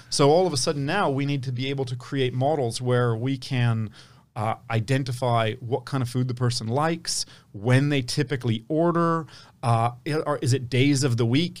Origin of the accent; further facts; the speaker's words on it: Palo Alto, California, United States; I grew up in Palo Alto at a time when it wasn't what it is today